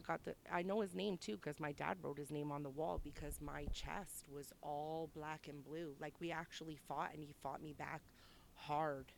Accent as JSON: {"language": "English", "town": "Toronto", "region": "Ontario", "country": "Canada", "said": "I'm from St. Jamestown"}